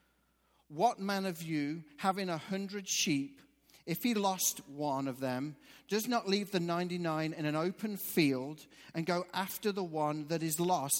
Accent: England, United Kingdom; moved away; I'm actually from England.

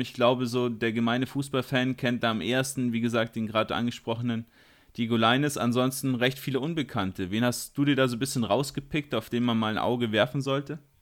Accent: Bavaria, Germany; bei uns in Bayern

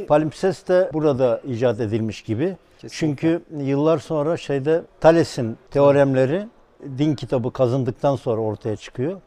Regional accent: Tekirdağ, Turkey; Ben Tekirdağlıyım

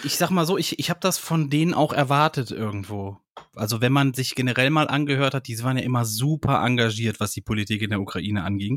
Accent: Germany; ich als Deutscher

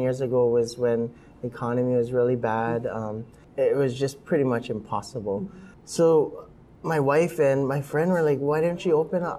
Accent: Hawaii, United States; I grew up with in Hawaii

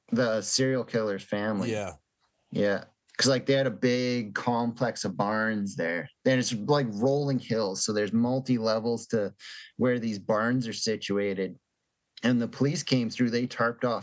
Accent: Canada

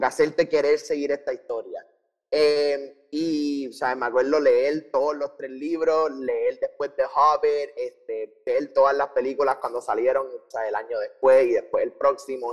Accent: Puerto Rico; nosotros eh, nacimos y crecimos en Puerto Rico

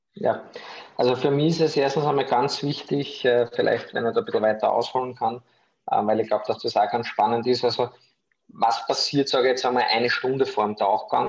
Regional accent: Austria; ich komme aus Österreich, wie man unschwer an meinem Sprachfehler hören kann

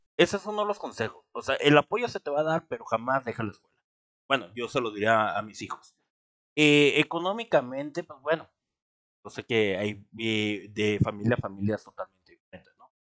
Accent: Mexico; somos los mexicanos

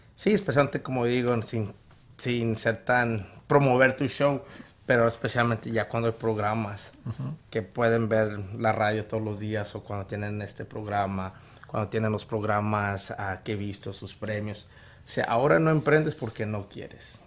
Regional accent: Chandler, Gilbert, Mesa, Arizona, United States; also born or lived in Guadalajara, Jalisco, Mexico; Crecí en el lado de Chandler, Gilbert Mesa

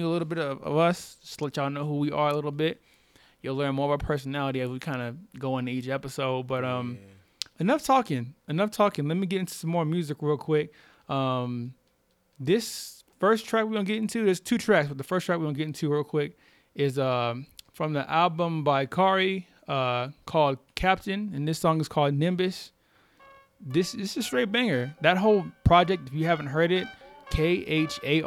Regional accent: Corpus Christi, Texas, United States; now in Denver, United States; I'm from Corpus Christi, Texas. So I'm from the South

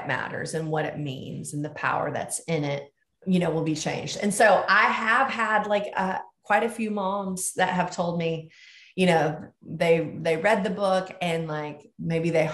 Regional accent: the South, United States; moved away; I grew up in the South and grew up with something that was a treat to me called boiled peanuts

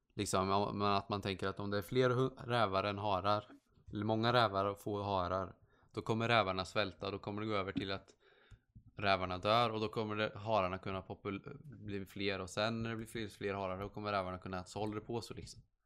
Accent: Sweden; jag är skandinavisk fast jag är från Sverige

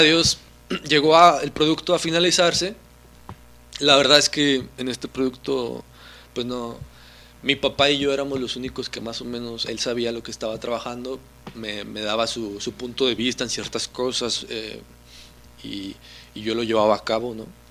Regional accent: Mexico; como mexicanos

